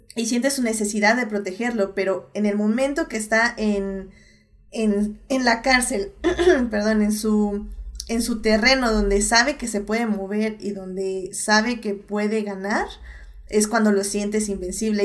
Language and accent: Spanish; Mexico